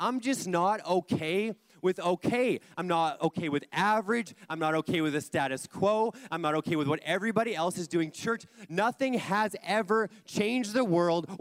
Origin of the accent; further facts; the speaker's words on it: Kelowna, British Columbia, Canada; I grew up in Kelowna, in church, going to youth.